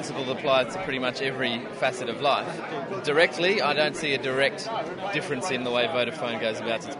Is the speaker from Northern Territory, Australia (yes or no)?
no; Sydney, New South Wales, Australia; now in London, United Kingdom; I am also from Sydney.